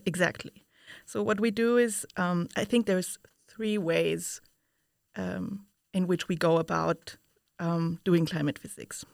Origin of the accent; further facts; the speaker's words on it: Vienna, Austria; moved away as an adult; now in Utrecht, Netherlands; I come from Vienna, Austria, where I studied physics